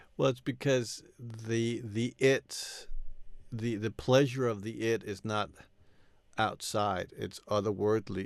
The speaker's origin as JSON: {"language": "English", "region": "New York", "country": "United States", "tie": "born or raised there", "said": "I grew up in, you know, in the eighties in New York"}